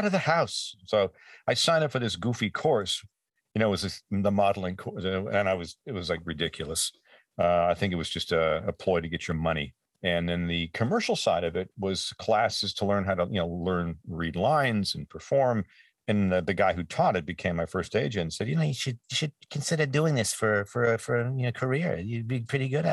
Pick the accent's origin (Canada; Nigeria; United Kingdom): Canada; moved away; back in my hometown and up there in Canada